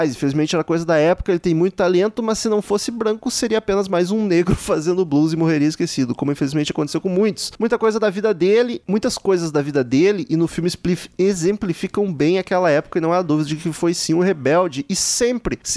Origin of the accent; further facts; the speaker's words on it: Recife, Pernambuco, Brazil; tenho 36 anos, sou de Recife.